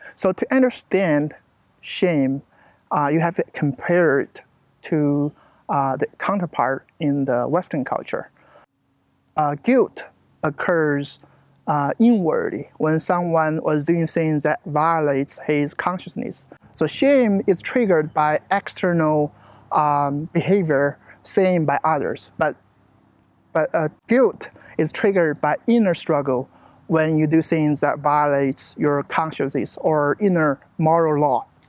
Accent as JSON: {"language": "English", "country": "China", "also_born_or_lived": "Searcy, Arkansas", "moved": "as an adult", "lives_now": "United States", "said": "I'm from China."}